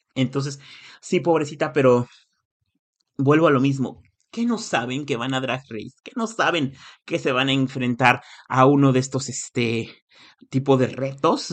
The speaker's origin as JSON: {"language": "Spanish", "country": "Mexico", "moved": "yes", "said": "Soy de México"}